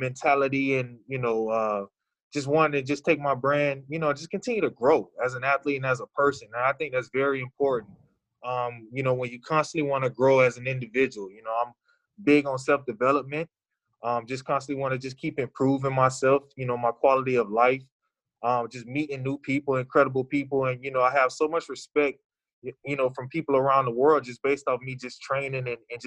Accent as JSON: {"language": "English", "town": "Daytona Beach", "region": "Florida", "country": "United States", "said": "I'm from Daytona Beach, Florida"}